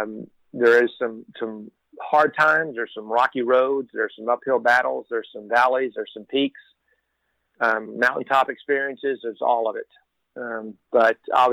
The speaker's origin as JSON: {"language": "English", "region": "Texas", "country": "United States", "tie": "born or raised there", "said": "I am born and raised in Texas."}